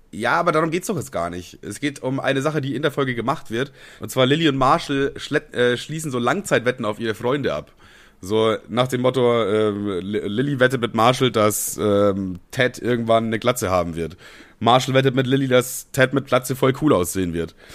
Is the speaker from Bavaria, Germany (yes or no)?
yes; Amberg, Bavaria, Germany; also born or lived in Ammerthal; ich bin ja quasi in Amberg groß geworden. Also eigentlich bin ich in Ammertal groß geworden, so ein kleines Dorf in Bayern und äh, bin aber dann irgendwann nach Amberg gezogen und das war dann quasi meine Heimatstadt